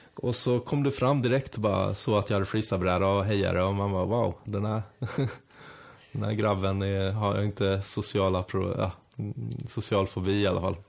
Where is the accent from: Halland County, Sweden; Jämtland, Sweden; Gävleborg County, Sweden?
Halland County, Sweden; Halmstad; now in Stockholm, Sweden; jag är ju själv från Halmstad